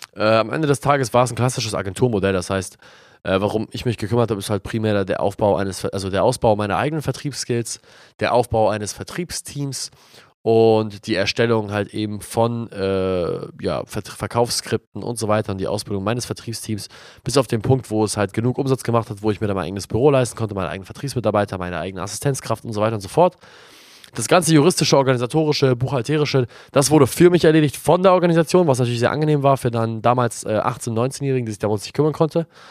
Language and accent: German; Germany; also born or lived in Australia; hier bei uns in Deutschland